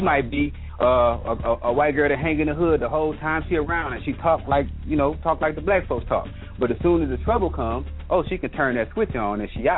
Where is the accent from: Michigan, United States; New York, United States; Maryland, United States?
Michigan, United States; moved away; also born or lived in the South; being a dude that's from the South, and well, I'm originally from Michigan, which is already known as a racist state, and then moving down south afterwards